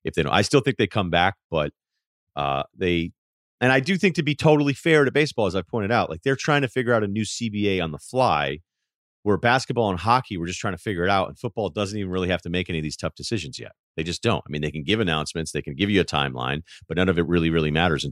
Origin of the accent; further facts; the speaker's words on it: Hartford, Connecticut, United States; moved away; also born or lived in Providence; I was born in Hartford